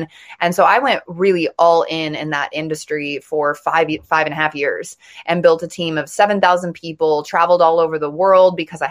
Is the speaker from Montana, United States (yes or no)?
yes; Montana, United States; I grew up in Montana, in a small town in Montana